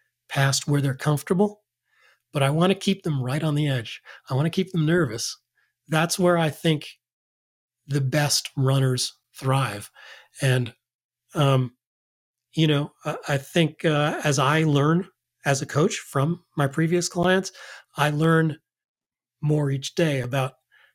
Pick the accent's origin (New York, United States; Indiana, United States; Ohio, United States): New York, United States; Yeah, as a kid, I grew up in New York.